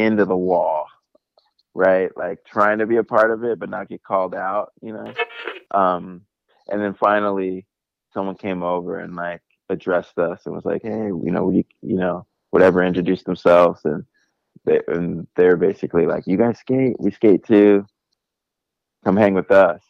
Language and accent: English; San Jose, California, United States; I grew up in San Jose.